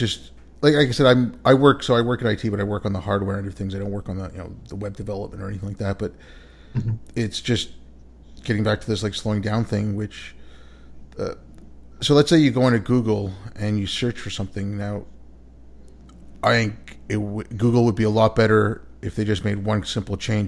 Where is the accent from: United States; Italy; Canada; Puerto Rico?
Canada; moved away; growing up in Canada